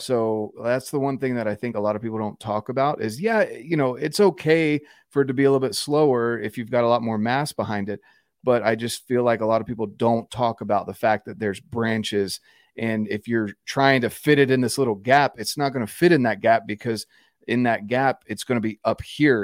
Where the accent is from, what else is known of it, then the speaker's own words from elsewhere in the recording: North Carolina, United States; moved away as an adult; I'm from North Carolina originally, Um, and we're on the verge of moving back home.